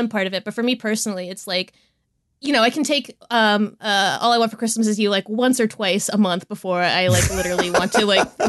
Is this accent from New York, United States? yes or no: no; Delaware, United States; And, you know, I was growing up in Delaware.